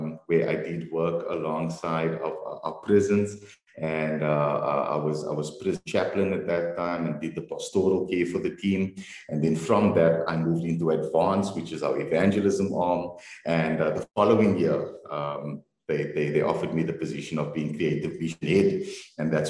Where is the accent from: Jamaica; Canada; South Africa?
South Africa; Cape Town, Western Cape; I was born in Cape Town, born and bred. We grew up in Mitchell's Plain, and my family then moved to the northern suburbs.